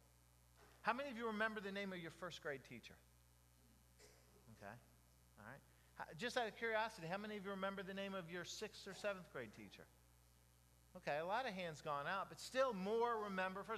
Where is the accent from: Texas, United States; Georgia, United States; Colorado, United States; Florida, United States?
Florida, United States; Jacksonville; also born or lived in Dade City; 25 East 59th Street. That was my address growing up in Jacksonville